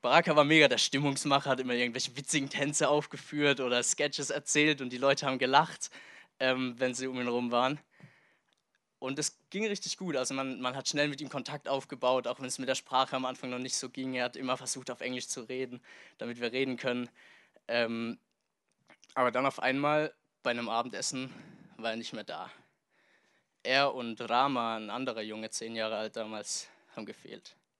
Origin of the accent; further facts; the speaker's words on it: Germany; also born or lived in Tanzania; hier in meine alte Heimat Deutschland zurückgekommen bin